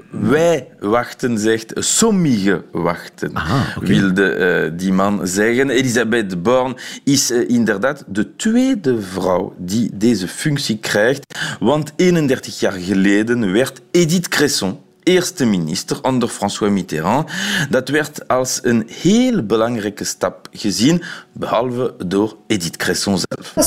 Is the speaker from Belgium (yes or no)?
yes; Belgium; als Belg